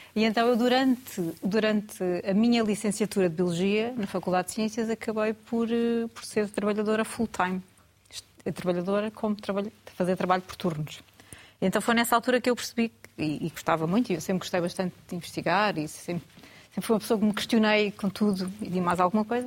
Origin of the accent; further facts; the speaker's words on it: Algarve, Portugal; moved away as an adult; also born or lived in Lisbon; now in Porto, Portugal; Eu sou algarvia, originalmente, mas como muitos outros, né? acabei por, durante, na altura quando fui para a universidade, fui para Lisboa e acabei por ficar lá